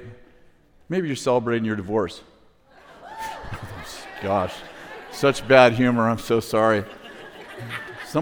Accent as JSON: {"language": "English", "region": "California", "country": "United States", "said": "I'm from California"}